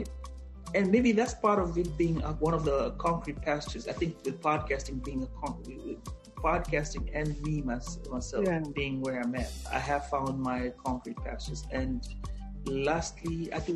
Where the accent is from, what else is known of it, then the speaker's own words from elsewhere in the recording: Kenya; moved away as an adult; now in United States; my first 20 years, was living as a Kenyan in Kenya.